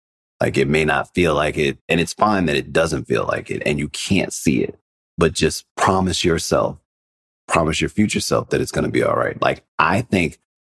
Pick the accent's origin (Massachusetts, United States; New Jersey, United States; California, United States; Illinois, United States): Illinois, United States; Chicago; moved away as an adult; also born or lived in New York; I'm originally from Chicago